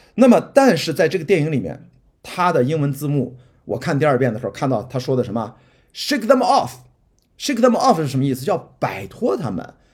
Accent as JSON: {"language": "Chinese", "town": "Qingdao", "region": "Shandong", "country": "China", "tie": "born or raised there", "moved": "yes", "lives_now": "Beijing, China", "said": "我的家乡是青岛，青岛刘亭机场是我小时候飞的最多的机场"}